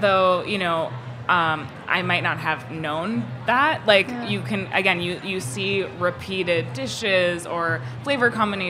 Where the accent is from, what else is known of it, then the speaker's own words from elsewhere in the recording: Texas, United States; They're also, like, influenced by growing up in Texas and how my parents adapted traditional Indian recipes to, you know, fit in with how people are eating in Texas.